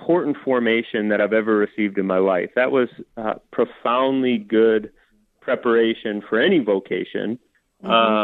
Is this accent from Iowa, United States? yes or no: yes; Des Moines, Iowa, United States; I was raised in Des Moines